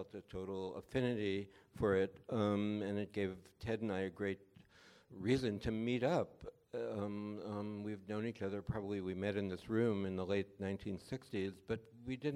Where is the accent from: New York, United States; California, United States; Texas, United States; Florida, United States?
New York, United States; New York City; We were both from New York. He was from Queens. I'm from the Bronx